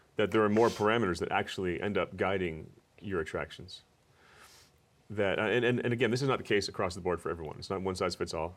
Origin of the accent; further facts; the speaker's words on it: New Jersey, United States; I'm from New Jersey.